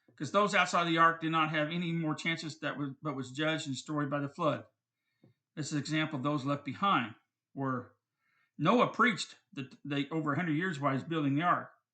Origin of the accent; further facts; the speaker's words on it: United States; I'm an American